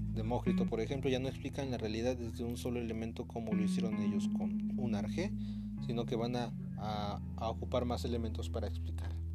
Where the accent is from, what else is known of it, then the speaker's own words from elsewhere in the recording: Veracruz, Mexico; also born or lived in Guerrero; yo soy de Veracruz, pero doy clases en Guerrero